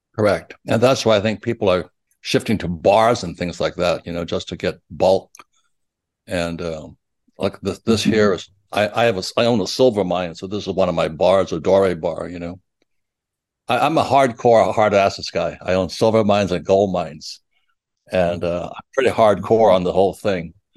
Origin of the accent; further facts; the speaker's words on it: Hilo, Hawaii, United States; I was I was growing up in Hilo, Hawaii